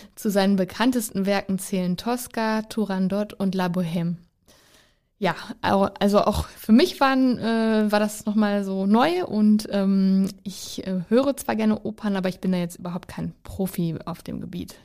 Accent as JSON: {"language": "German", "region": "North Rhine-Westphalia", "country": "Germany", "said": "Ich komme ja aus Ostwestfalen, das ist keine Karnevalshochburg"}